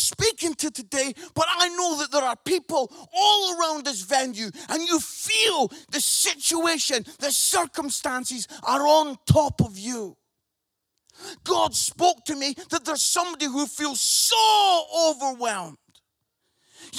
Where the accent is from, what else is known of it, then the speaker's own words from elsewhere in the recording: Scotland, United Kingdom; accent: Scottish; I'm Scottish, so I say this word, buried